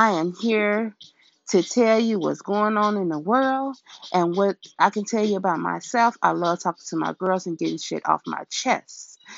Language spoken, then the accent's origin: English; Chicago, Illinois, United States; I'm a girl from Chicago